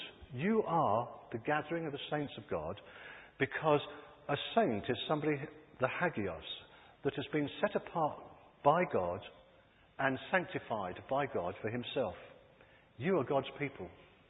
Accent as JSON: {"language": "English", "region": "California", "country": "United States", "tie": "born or raised there", "said": "Growing up in Southern California, I watched a transformation take place in a stinking landfill."}